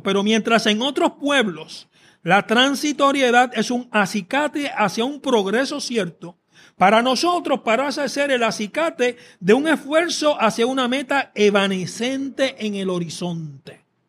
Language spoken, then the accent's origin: Spanish; Puerto Rico